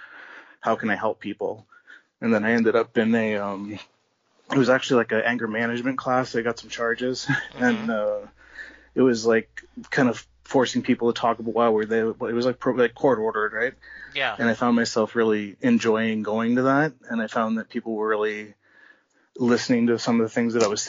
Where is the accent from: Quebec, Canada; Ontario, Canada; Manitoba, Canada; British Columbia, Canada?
Ontario, Canada; Baden; I grew up in a small town. It was called Baden in Ontario.